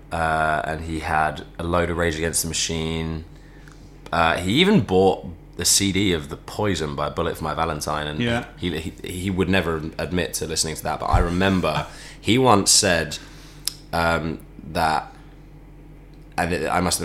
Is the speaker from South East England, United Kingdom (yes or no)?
yes; Chesham, South East England, United Kingdom; I grew up in Chesham